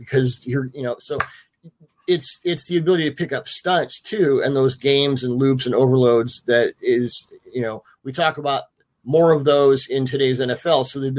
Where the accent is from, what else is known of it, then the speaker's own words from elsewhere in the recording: Seattle, Washington, United States; growing up in Seattle